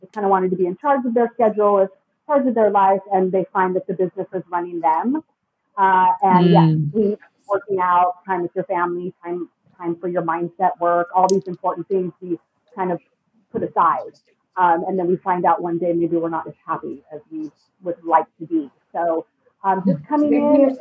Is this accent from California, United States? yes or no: yes; California, United States; moved away as an adult; now in Mexico; I'm originally from California